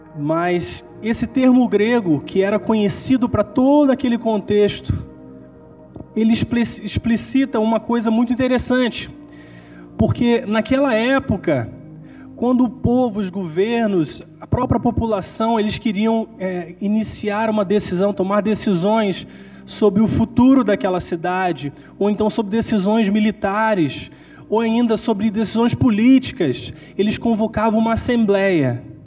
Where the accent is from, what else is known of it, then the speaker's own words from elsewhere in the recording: Nova Friburgo, Rio de Janeiro, Brazil; now in England, United Kingdom; Eu sou de Friburgo